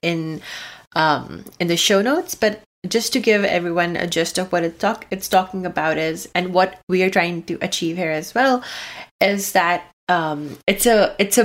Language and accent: English; Abu Dhabi, United Arab Emirates; moved away; I grew up in Abu Dhabi, or I think UAE